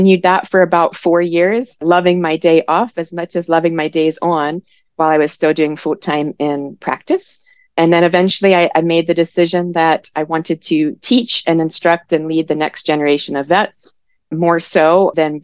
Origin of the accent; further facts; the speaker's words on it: Maryland, United States; moved away; I'm from the East Coast, so I'm originally from Maryland